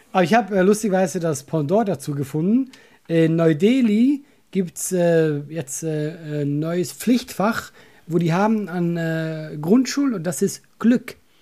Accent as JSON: {"language": "German", "country": "Switzerland", "moved": "yes", "lives_now": "Germany", "said": "ich bin ja Schweizer"}